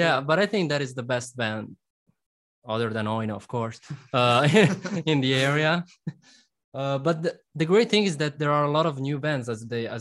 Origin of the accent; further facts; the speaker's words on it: Milan, Lombardy, Italy; We're from Milan. Actually, we're all from near Milan.